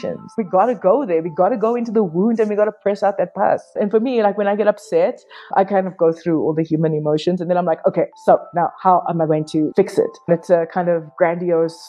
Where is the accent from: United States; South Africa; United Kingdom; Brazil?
South Africa; Durban, KwaZulu-Natal; I was born in Addington Hospital, which is right on the beach, in the colored section